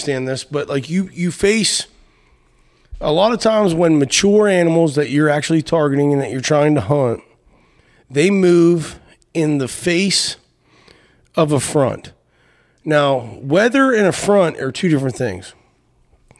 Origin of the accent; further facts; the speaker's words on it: Appalachia, United States; moved away as an adult; also born or lived in Ohio / Texas; I grew up in Appalachia, left Appalachia about 18, did what we did, you know, all that stuff, and have been all over the place